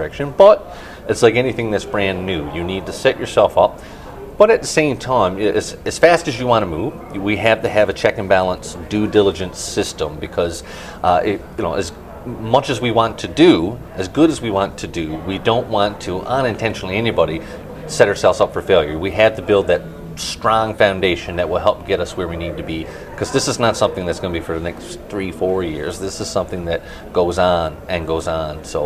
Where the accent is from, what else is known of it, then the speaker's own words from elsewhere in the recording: Channel-Port aux Basques, Newfoundland and Labrador, Canada; I'm from Port of Basque